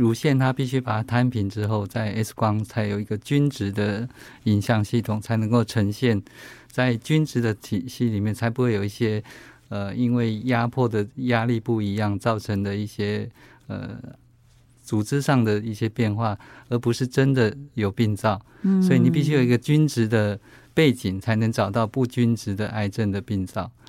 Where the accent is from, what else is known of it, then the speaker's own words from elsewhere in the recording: Taiwan; 我们台湾人或者是东方人的乳房是相对致密型的